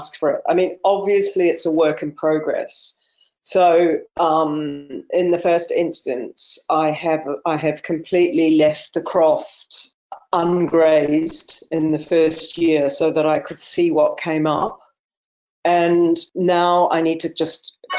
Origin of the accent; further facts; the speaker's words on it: New Zealand; now in Clovullin, United Kingdom; I was born in New Zealand, and I was brought up surrounded by nature